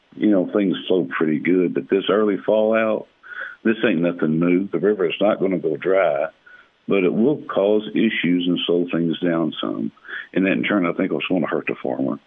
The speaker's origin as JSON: {"language": "English", "area": "Bootheel", "region": "Missouri", "country": "United States", "tie": "born or raised there"}